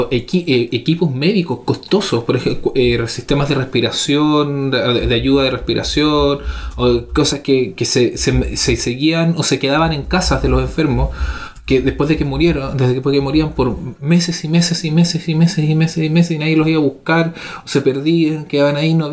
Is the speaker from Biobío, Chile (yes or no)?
no; Valparaíso, Chile; now in Santiago, Chile; como porteño